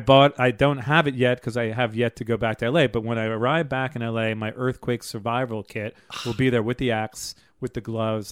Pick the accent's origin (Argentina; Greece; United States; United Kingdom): United States; New York City, New York; now in Los Angeles, United States; New York City, my hometown